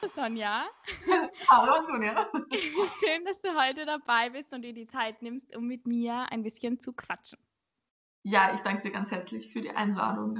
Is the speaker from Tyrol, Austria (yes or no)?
yes; Innsbruck, Tyrol, Austria; now in Vienna, Austria; Ich komme eigentlich aus Innsbruck, also aus Tirol